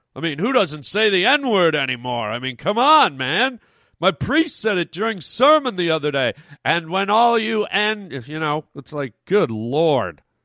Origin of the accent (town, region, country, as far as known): Canada; now in United States